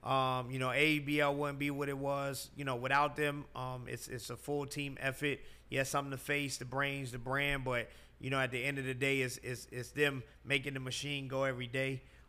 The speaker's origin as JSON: {"language": "English", "region": "New York", "country": "United States", "tie": "born or raised there", "moved": "as an adult", "lives_now": "Atlanta, United States", "said": "I was raised in New York, but I moved to Atlanta."}